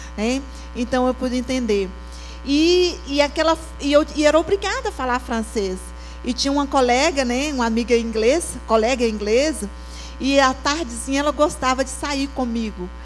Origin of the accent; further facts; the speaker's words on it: Jacinto, Minas Gerais, Brazil; moved away as an adult; also born or lived in Senegal; Eu sou de Minas Gerais, bem do interior, do Vale de Aquitionha, uma cidade chamada Jacinto